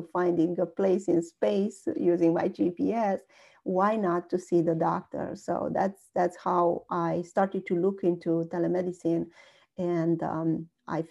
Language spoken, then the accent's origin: English; Romania; moved away as an adult; also born or lived in Pittsburgh, United States / Cincinnati, United States; now in United States; I was born and raised in Romania.